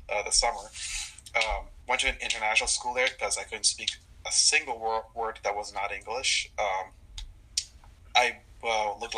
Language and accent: English; Grand Rapids, Michigan, United States; born there; also born or lived in Ohio / Hyderabad, India; now in Cumming, United States; Uh, I was born in Michigan, in Grand Rapids, in 2003. I moved to Ohio, then lived in India for two years in Hyderabad, and then I'm now here in. Uh, Cumming Georgia.